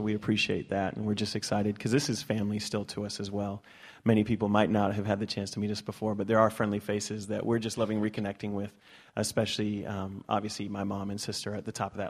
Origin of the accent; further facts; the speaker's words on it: Masterton, Wellington, New Zealand; moved away as an adult; now in Tucson, United States; I was born in Tucson, and I lived in the Wairarapa for middle school and high school, or intermediate and college, whatever we call it here.